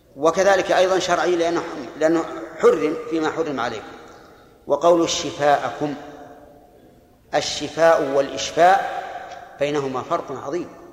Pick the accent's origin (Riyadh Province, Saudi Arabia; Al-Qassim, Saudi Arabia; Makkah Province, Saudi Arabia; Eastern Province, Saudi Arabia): Al-Qassim, Saudi Arabia; عندنا في القصيم بالسميرة